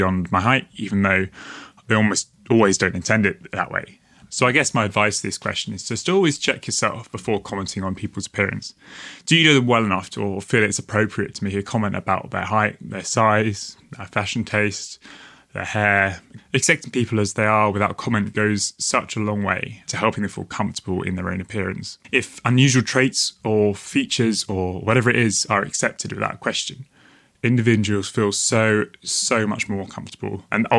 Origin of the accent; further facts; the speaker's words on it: South East England, United Kingdom; I'm 25 years old. I'm from Kent in the southeast of England.